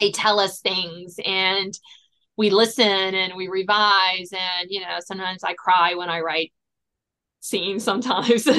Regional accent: south of Richmond, Virginia, United States; I am a Virginia native, born and bred, grew up south of Richmond

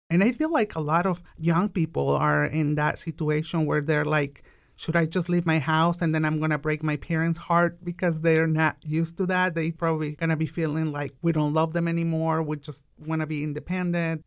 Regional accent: Tijuana, Baja California, Mexico; English is a second language; now in Wichita, United States; I'm an immigrant from Mexico. I was actually born in Tijuana, the most beautiful border from Mexico

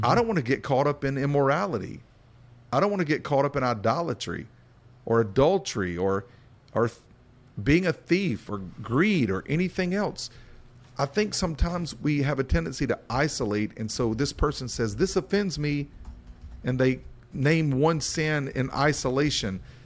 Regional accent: Appalachian Bible Belt, the South, United States; We come from an Appalachian influenced Bible Belt perspective.

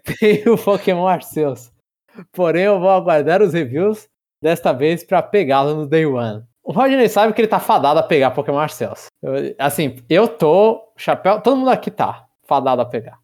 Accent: Brazil; eu sou brasileiro

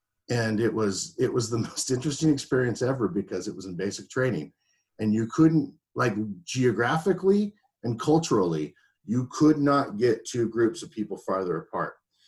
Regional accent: Colombia; Man, I am from Colombia, like literally

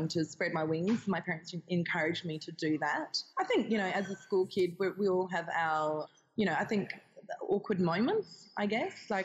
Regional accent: Hobart, Tasmania, Australia; moved away as an adult; also born or lived in North Island, New Zealand / Dunedin, New Zealand / Melbourne / Wollongong; I'm from Tasmania in Australia. And so I grew up in Hobart, did my schooling there, and then after I finished school, I moved to NZ

